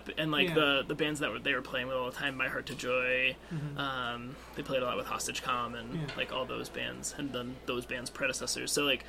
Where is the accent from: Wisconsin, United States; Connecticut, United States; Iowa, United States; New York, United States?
Connecticut, United States; southern; I'm from southern Connecticut, but, I mean, the hardcore punk scene in my hometown was, like, kind of a big draw for a lot of the bands.